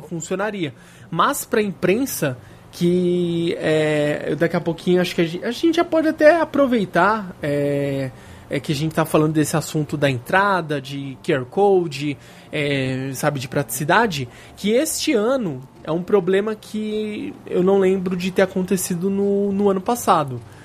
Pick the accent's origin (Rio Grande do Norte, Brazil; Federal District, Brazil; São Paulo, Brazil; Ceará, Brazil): São Paulo, Brazil; Nós somos de São Paulo, a gente mora relativamente perto do evento